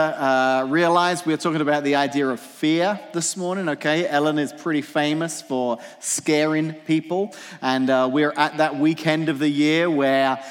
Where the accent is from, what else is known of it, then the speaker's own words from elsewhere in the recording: England, United Kingdom; moved away; I grew up in England, so when I was a teenager in England